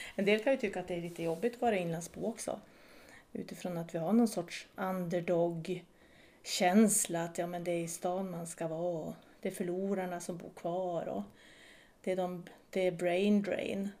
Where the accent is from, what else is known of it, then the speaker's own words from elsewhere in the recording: Vilhelmina, Västerbotten County, Sweden; moved away; jag är född och uppvuxen i Vilmina, flyttade runt lite i, i Sverige